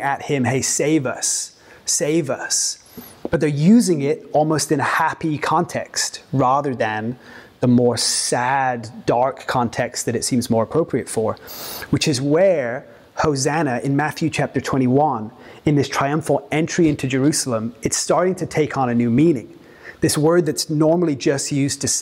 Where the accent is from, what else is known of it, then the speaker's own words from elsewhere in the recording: England, United Kingdom; now in Santa Monica, United States; I'm from Europe originally, from England